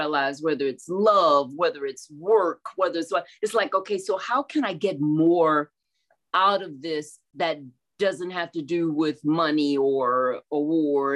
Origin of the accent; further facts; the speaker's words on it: Houston, Texas, United States; I'm born and raised in Houston